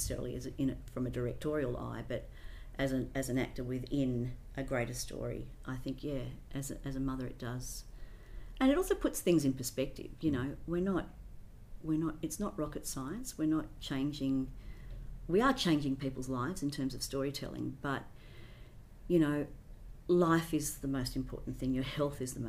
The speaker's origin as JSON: {"language": "English", "town": "Sydney", "region": "New South Wales", "country": "Australia", "tie": "born or raised there", "first_language": "English", "said": "I grew up in Hunters Hill with the Blaine family for a couple of years."}